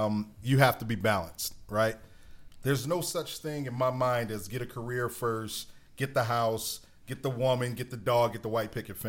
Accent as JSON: {"language": "English", "town": "Philadelphia", "region": "Pennsylvania", "country": "United States", "tie": "born or raised there", "said": "I'm absolutely from Philly. South Philly for sure. Born okay. and raised."}